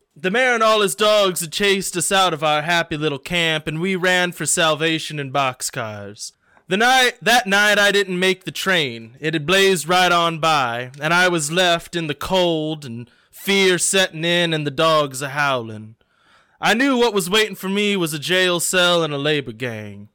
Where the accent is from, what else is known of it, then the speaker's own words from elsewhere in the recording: Indiana, United States; I'm from Indiana